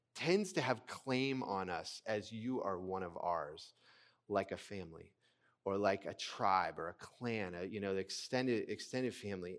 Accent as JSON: {"language": "English", "country": "United States", "said": "American, uh, Christians"}